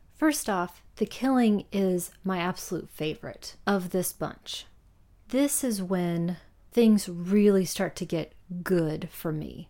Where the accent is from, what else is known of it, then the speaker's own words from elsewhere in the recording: Roanoke, Virginia, United States; Roanoke, Virginia, where I grew up